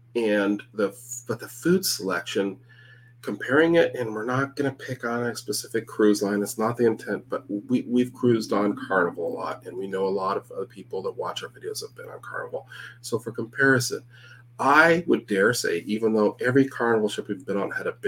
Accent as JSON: {"language": "English", "country": "Canada", "said": "I'm from Canada. It's not that different, you know?"}